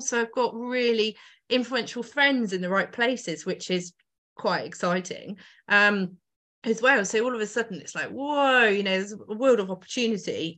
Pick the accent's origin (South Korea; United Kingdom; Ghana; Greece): United Kingdom; Oxfordshire, South East England; now in Northamptonshire, United Kingdom; so I grew up in Oxfordshire and then moved over to Northamptonshire